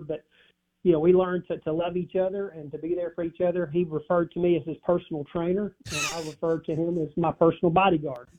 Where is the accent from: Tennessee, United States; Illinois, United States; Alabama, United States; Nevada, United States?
Tennessee, United States; Dyersburg; also born or lived in Starkville, Mississippi; Dyersburg, Tennessee